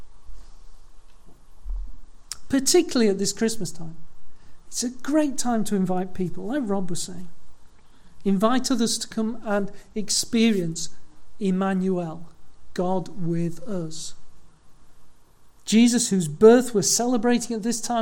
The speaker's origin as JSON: {"language": "English", "town": "Leeds", "region": "Yorkshire and the Humber", "country": "United Kingdom", "tie": "born or raised there", "said": "I was born in Leeds"}